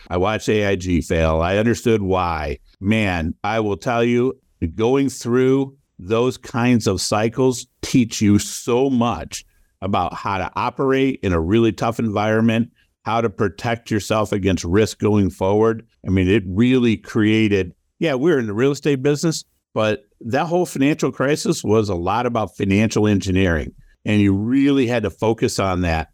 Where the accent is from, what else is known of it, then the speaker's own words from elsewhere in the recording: Toledo, Ohio, United States; also born or lived in Cleveland, Ohio; I grew up in Toledo, Ohio